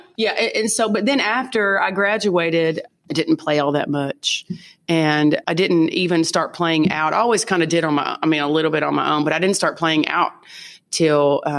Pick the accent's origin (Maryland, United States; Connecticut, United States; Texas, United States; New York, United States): Texas, United States; Jack County / Clay County, near Wichita Falls; now in Fort Worth, United States; I'm originally from Jack County in Clay County, which is kind of up near Wichita Falls.